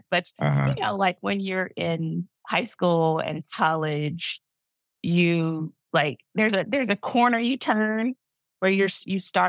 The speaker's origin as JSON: {"language": "English", "town": "Augusta", "region": "Georgia", "country": "United States", "said": "I am from Augusta, Georgia, and I did not grow up anywhere near like the industry"}